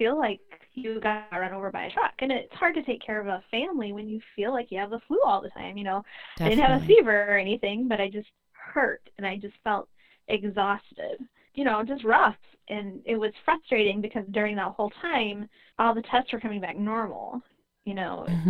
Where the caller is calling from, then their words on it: Sioux Falls, South Dakota, United States; I am calling from Sioux Falls, South Dakota. We have some gorgeous waterfalls in our city, and that's what our city is named for.